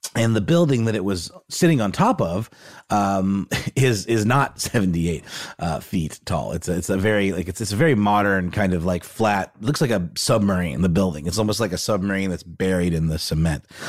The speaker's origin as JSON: {"language": "English", "town": "Augusta", "region": "Georgia", "country": "United States", "tie": "born or raised there", "said": "my hometown of Augusta"}